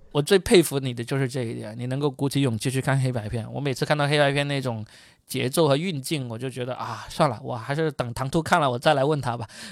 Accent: China; 我们中国人还没走呢

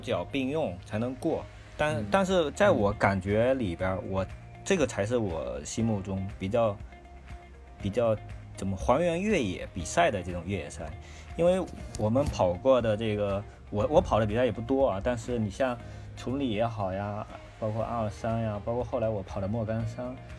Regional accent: Fujian, China; now in northern China; 我是一个福建人

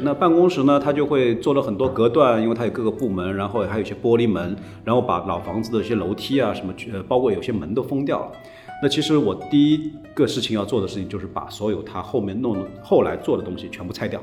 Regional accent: Shanghai, China; 小时候在上海的市区生活

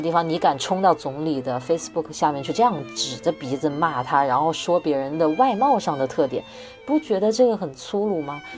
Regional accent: Wuhan, Hubei, China; moved away; 我是武汉人

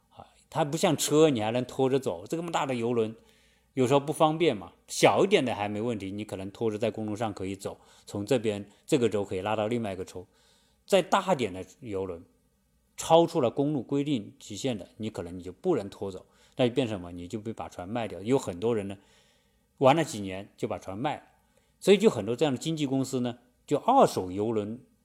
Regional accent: China; moved away; 我们中国人

